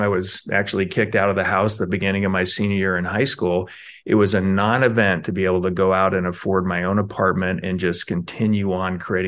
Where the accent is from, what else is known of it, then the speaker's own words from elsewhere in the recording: Spokane, Washington, United States; As a kid, I mostly remember growing up in Spokane, Washington. My parents struggled a lot, and we moved a lot. As a result, I went to five different high schools.